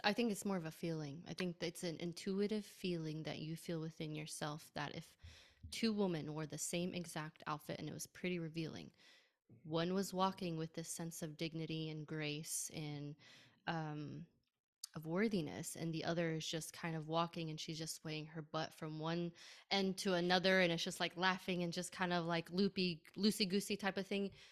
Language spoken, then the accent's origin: English; United States; being Arab in a Muslim family, born and raised in America